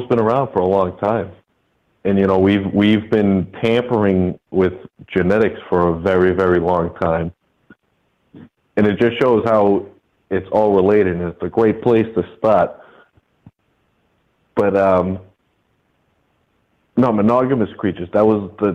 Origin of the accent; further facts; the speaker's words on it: Northeast, United States; I'm from the Northeast. It's not as popular up here